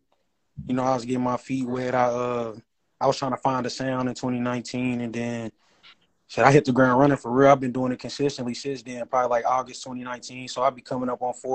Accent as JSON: {"language": "English", "town": "Paducah", "region": "Kentucky", "country": "United States", "said": "I'm from Paducah, Kentucky, down there in the west."}